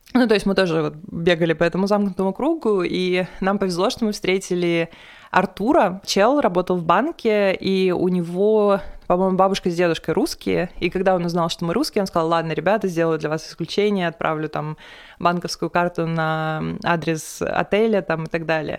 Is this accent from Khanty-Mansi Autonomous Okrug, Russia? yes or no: no; Perm, Perm Krai, Russia; moved away; из Перми